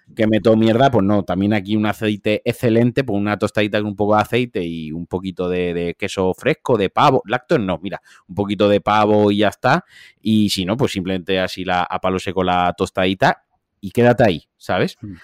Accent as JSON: {"language": "Spanish", "region": "Valencian Community", "country": "Spain", "said": "soy valenciano"}